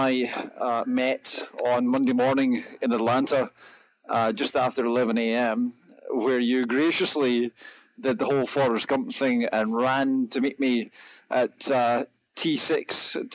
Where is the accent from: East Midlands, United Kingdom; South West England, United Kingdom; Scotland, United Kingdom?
Scotland, United Kingdom; accent: Scottish; I'm Scottish